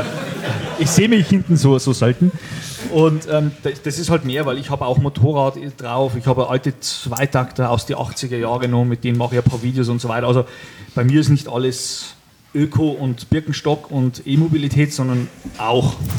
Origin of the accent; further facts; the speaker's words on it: Upper Palatinate, Bavaria, Germany; accent: Upper Palatinate; Ich komme aus der Oberpfalz